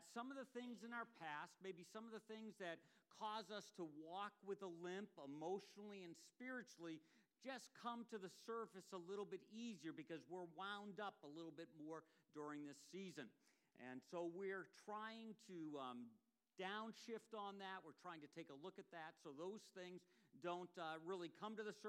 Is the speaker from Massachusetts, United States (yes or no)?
yes; Ipswich, Massachusetts, United States; And this basically looks almost like exactly like the one that was in my hometown in Ipswich.